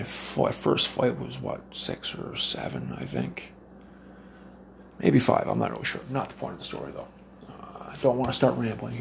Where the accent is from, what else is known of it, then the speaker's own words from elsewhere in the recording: Cape Breton Island, Nova Scotia, Canada; moved away as an adult; now in Brandon, Canada; I'm from the East Coast. Cape Breton Island, to be exact. I flew here about 4 years ago.